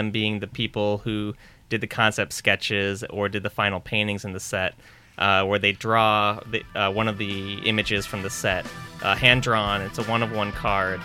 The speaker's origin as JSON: {"language": "English", "region": "Minnesota", "country": "United States", "tie": "born or raised there", "said": "my home state of Minnesota"}